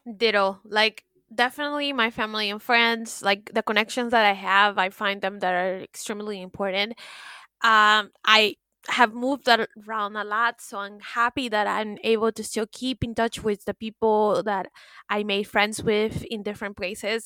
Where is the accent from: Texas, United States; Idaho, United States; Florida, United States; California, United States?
Florida, United States; Miami; I'm from Miami